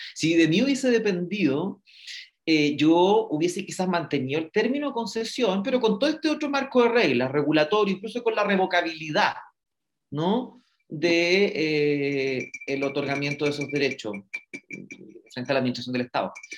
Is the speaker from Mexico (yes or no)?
no; Chile; deberíamos sentirnos orgullosos y orgullosas como chilenos y chilenas